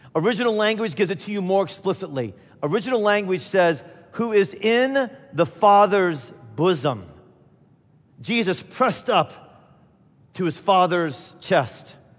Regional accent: Midwest, United States; I'm from the Midwest

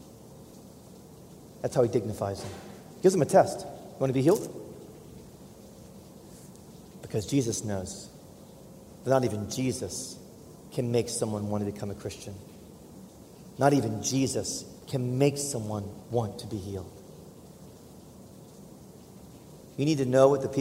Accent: United States; as an American

